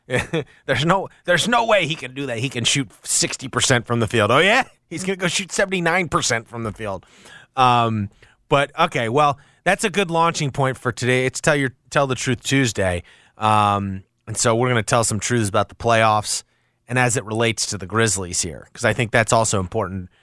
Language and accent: English; Washington, District of Columbia, United States; My my my hometown Wizards